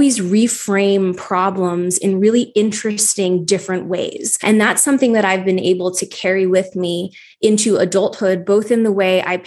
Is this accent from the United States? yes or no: yes; Wyoming, Pennsylvania, United States; moved away as an adult; also born or lived in Philadelphia; I grew up in a small town in northeastern Pennsylvania called Wyoming.